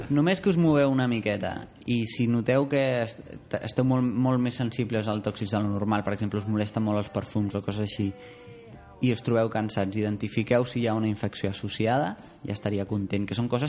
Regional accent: Las Palmas, Canary Islands, Spain; jo que sóc de Canàries

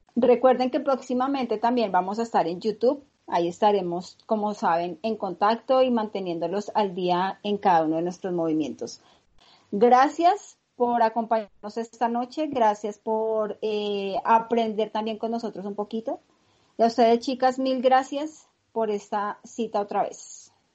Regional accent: Colombia; nosotros como colombianos

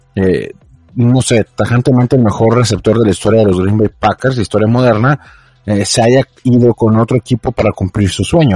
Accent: Mexico

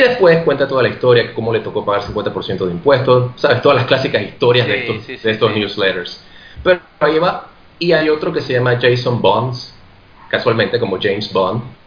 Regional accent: Panama; moved away; yo soy de Panamá

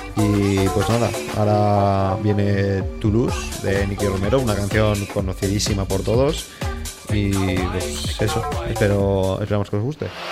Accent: Spain; yo soy de Amoredita

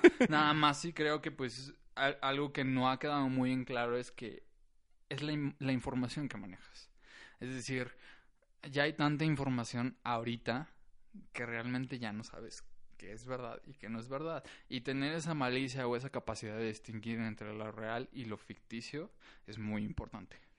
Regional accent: San Luis Potosí, Mexico; Yo nací aquí en San Luis Potosí.

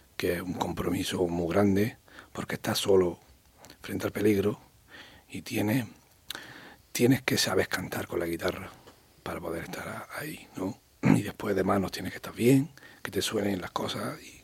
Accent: Huerta Carrasco, Andalusia, Spain; Huerta Carrasco porque es mi barrio donde yo nací, donde yo me crié

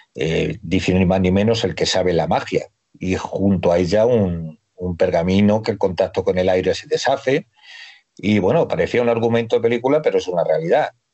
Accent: Toledo, Castilla-La Mancha, Spain; soy un toledano de pro

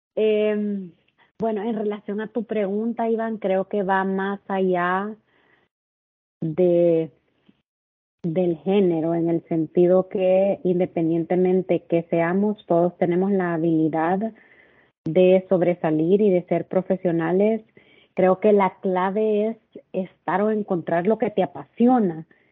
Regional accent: El Salvador; moved away as an adult; now in Cabo San Lucas, Mexico; soy originaria de El Salvador y tengo casi tres años de estar viviendo en Cabo San Lucas

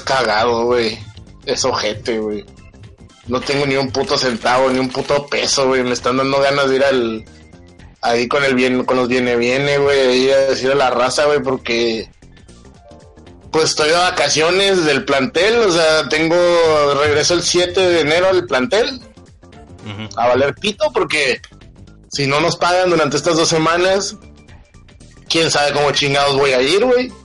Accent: Mexico; somos culos los mexicanos

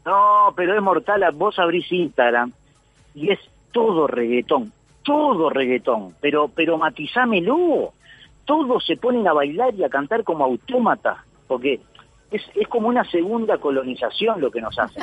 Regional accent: Uruguay; moved away as an adult; now in Argentina; mi ciudad? Donde yo nací, donde me crié

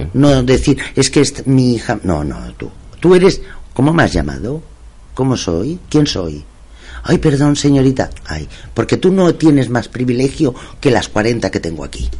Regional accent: Masquefa, Catalonia, Spain; es mi pueblo

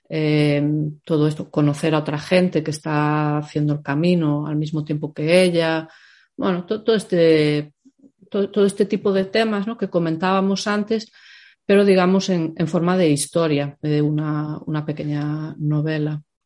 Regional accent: Pontevedra, Galicia, Spain; moved away as an adult; also born or lived in Santiago de Compostela / Ireland; yo soy de Pontevedra

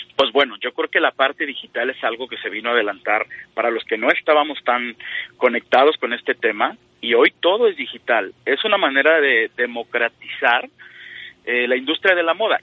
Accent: Guadalajara, Jalisco, Mexico; mi tierra, a Guadalajara, a Jalisco

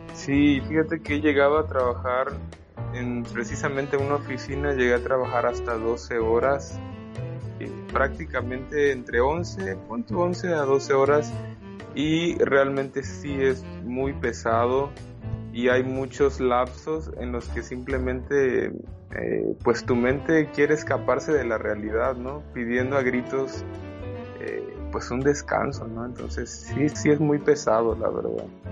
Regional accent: Mexico; soy mexicano

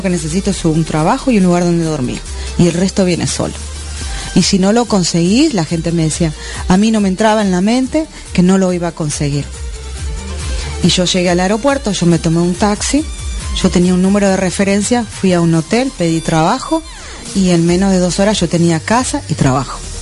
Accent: Argentina; moved away as an adult; now in Miami, United States; salí de Argentina con 400 dólares

